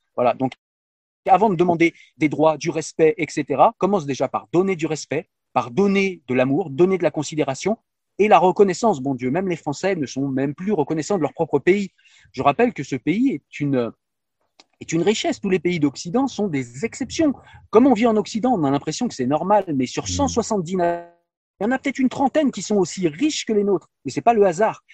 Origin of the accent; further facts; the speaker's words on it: France; chez nous en France